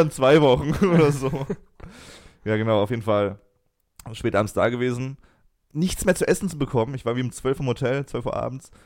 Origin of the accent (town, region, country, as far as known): Germany